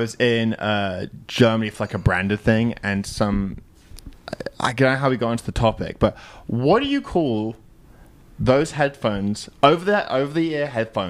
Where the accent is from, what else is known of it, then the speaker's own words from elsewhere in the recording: United Kingdom; accent: British; as a British person.